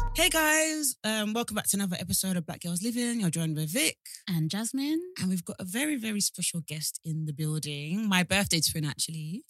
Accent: Essex, East of England, United Kingdom; also born or lived in London; I'm from Essex

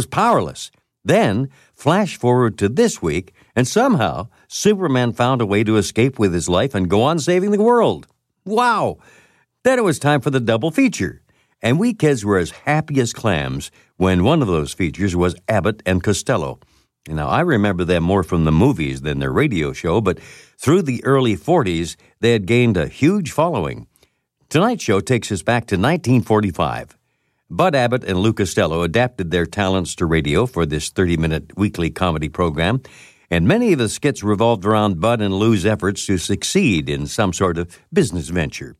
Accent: London, Ontario, Canada; when I was a kid growing up in London, Ontario

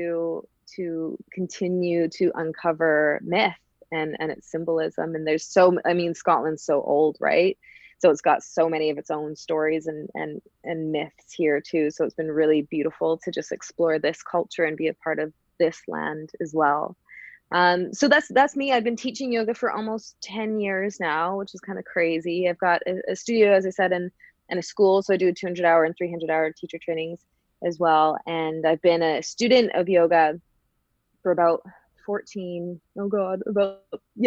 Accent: Canada; moved away as an adult; also born or lived in Vancouver, British Columbia / Calgary, Alberta; now in Glasgow, United Kingdom; I'm Canadian. I'm from West Coast Canada, Vancouver and Calgary. And then I moved over to Glasgow almost 6 years ago now.

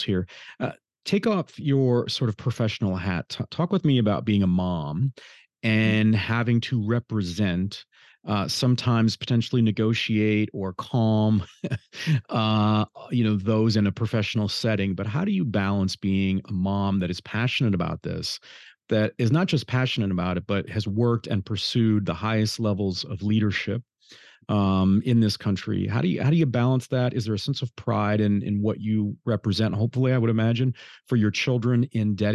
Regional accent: Detroit, Michigan, United States; I grew up in the Detroit area

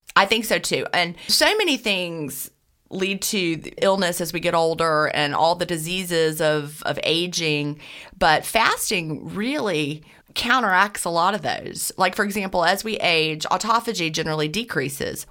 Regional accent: Augusta, Georgia, United States; I was born in Augusta, Georgia, and I live and I'm coming to you from Augusta, Georgia, right this minute

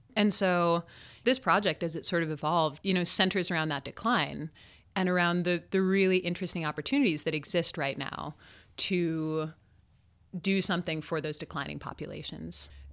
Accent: Salt Lake City, Utah, United States; I grew up in Salt Lake City.

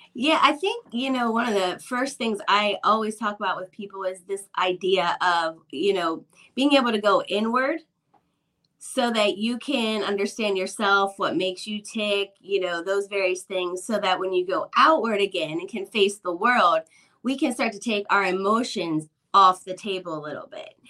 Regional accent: Midwest, United States; when I was a kid growing up in the Midwest

